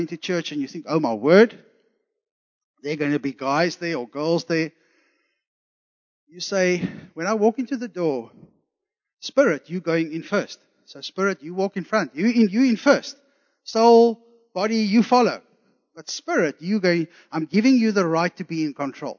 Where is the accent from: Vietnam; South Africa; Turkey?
South Africa; Zululand, KwaZulu-Natal; I was born in Zululand, so I have some Zulu blood in me